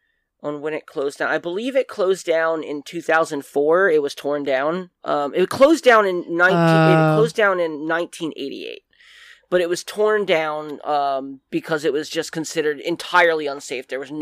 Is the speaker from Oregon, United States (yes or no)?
no; New Jersey, United States; I'm from New Jersey.